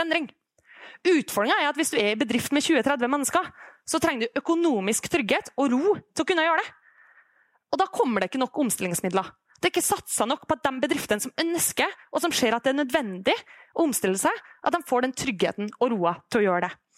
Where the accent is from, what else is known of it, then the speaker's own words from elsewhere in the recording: Kristiansund, Møre og Romsdal, Norway; Når jeg er hjemme i Kristiansund, som er en kommune som i veldig lang tid har vært helt avhengig av olja